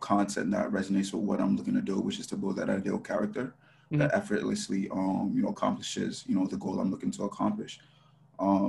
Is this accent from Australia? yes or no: no; Jamaica; now in United States; I'm originally from Jamaica